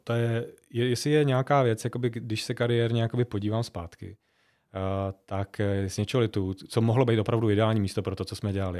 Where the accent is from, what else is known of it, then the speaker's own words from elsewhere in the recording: Žatec, Ústí nad Labem Region, Czechia; moved away; also born or lived in Zlín; jsem hrdý na to, že jsem ze Sudet, uh, a zvlášť jako ze Žatce, z města, který, je, který má velmi smutnou uh, minulost, uh, i, i, i radostnou, i smutnou a vlastně já jsem vyrost v té jakoby post smutný